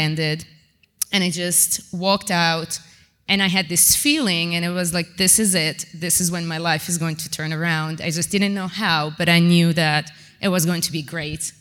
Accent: Amman, Amman Governorate, Jordan; I'm from Jordan, from Amman.

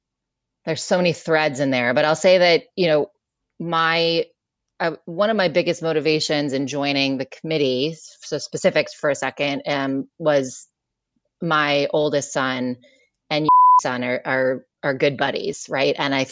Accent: Michigan, United States; now in New York City, United States; I grew up in Michigan, a liberal part of Michigan, but a liberal part of Michigan is still pretty like conservative on the balance.

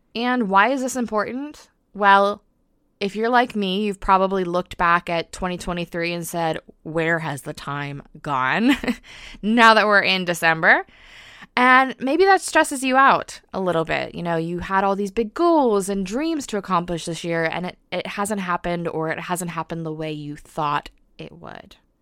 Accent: United States; accent: American; now in United Kingdom; I am an American living in the U K, so yes, that is an accent you probably detect.

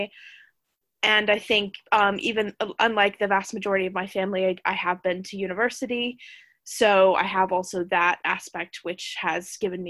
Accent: United States; moved away as an adult; now in United Kingdom; I am an American immigrant that relocated to the UK

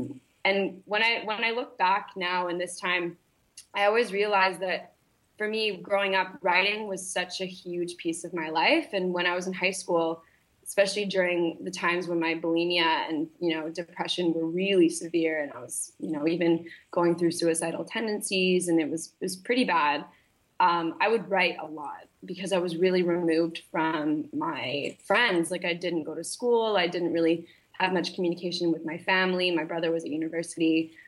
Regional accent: Malaysia; Yeah. So, I grew up in Malaysia. So I was kind of like grew up very internationally. My dad is in oil and gas. So we moved around a lot when I was younger.

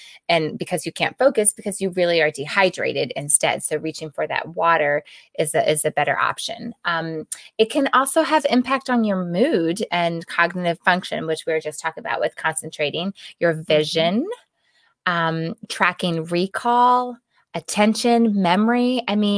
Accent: East Coast, United States; now in Arizona, United States; I came from the East Coast and moved out to Arizona, and so I experienced that whole moving from a more humid climate to a dry climate.

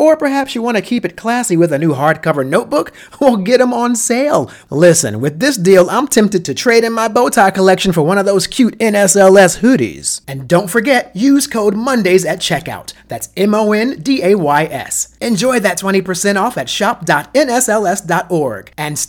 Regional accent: New Jersey, United States; I'm from Jersey.

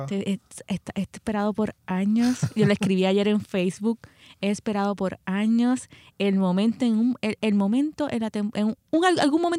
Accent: Seattle, Washington, United States; yo, todo el mundo sabe que soy de, de Seattle

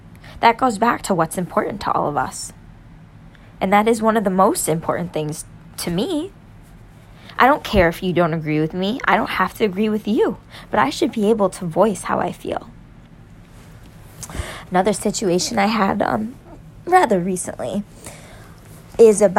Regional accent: New York, United States; I'm a New Yorker, okay? I'm a conservative in New York

